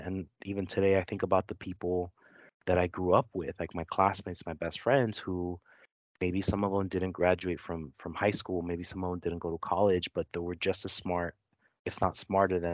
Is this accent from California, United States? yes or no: yes; Los Angeles, California, United States; I grew up in Los Angeles. I grew up in a neighborhood called Lincoln Heights, which is kind of on the east side of Los Angeles, and first generation American.